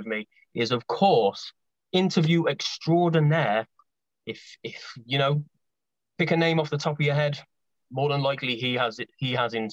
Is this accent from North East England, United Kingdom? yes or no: no; Coventry, West Midlands, United Kingdom; I'm from Coventry, near Birmingham, in the Midlands, in England, in the UK.